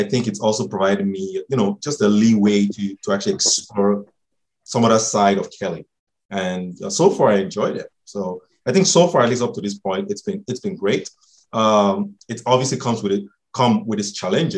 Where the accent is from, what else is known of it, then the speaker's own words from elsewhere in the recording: Nigeria; now in Ontario, Canada; I'm Nigerian